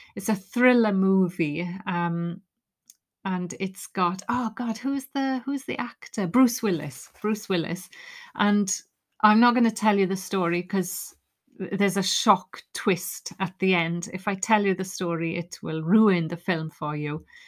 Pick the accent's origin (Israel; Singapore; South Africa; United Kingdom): United Kingdom; Wales; I'm Welsh